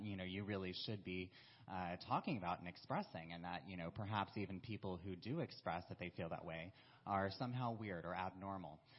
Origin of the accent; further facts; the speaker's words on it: South Carolina, United States; moved away as an adult; also born or lived in Florida; I was originally from South Carolina